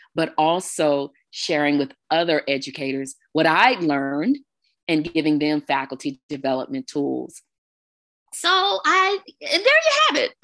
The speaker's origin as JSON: {"language": "English", "region": "Texas", "country": "United States", "moved": "yes", "lives_now": "Arizona, United States", "said": "I am an original Texan, if you will. I'm originally from the Lone Star State."}